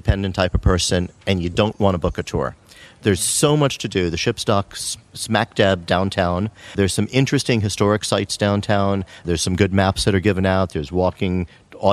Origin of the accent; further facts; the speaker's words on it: United States; accent: American; now in Martinique; from my accent, you can probably realize I'm American